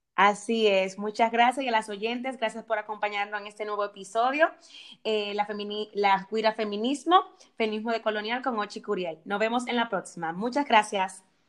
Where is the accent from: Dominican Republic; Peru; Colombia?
Dominican Republic; moved away